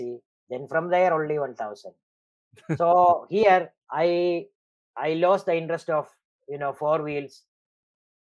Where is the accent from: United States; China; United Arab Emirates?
United Arab Emirates; Dubai; I am from Dubai, you know, we Arab, we drive vehicles when we are maybe 6 years, 7 years old